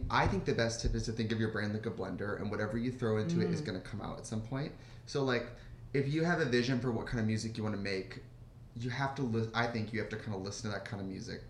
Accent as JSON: {"language": "English", "region": "Midwest", "country": "United States", "said": "When I'm from the Midwest"}